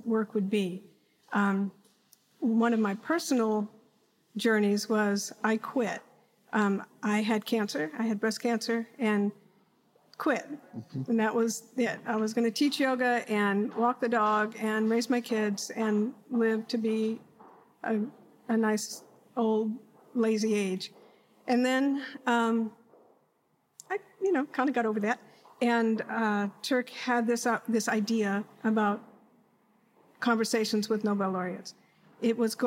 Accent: Washington, District of Columbia, United States; also born or lived in Los Angeles; now in Austin, United States; I am a native Austinite, but I grew up in Washington D.C. in the '60s.

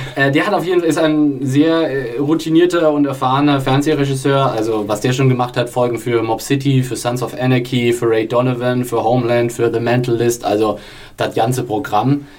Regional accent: Franconia, Bavaria, Germany; als Franke

